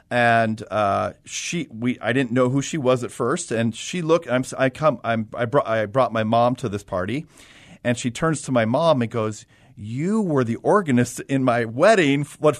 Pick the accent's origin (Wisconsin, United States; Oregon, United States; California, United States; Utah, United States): California, United States; Southern; moved away; I am also from Southern California.